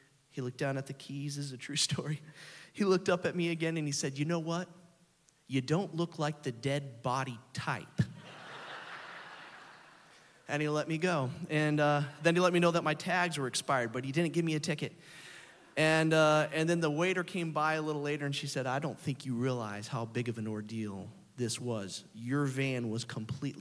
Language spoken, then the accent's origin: English; Oklahoma City, Oklahoma, United States; we're from Oklahoma City